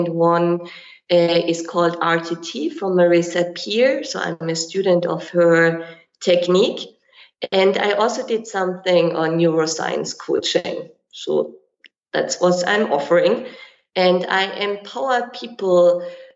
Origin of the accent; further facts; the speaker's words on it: Germany; moved away as an adult; also born or lived in Kenya; now in Dubai, United Arab Emirates; I'm from Germany